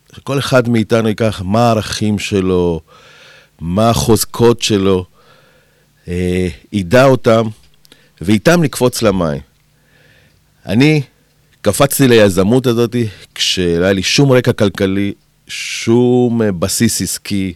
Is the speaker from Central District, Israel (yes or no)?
no; Kiryat Gat, Southern District, Israel; also born or lived in Argentina; אני באתי מהפריפריה, מקריית גת